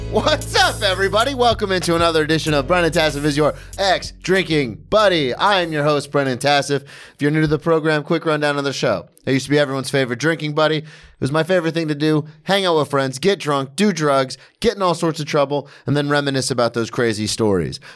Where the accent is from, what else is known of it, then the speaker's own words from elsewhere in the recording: Florida, United States; I grew up in Florida.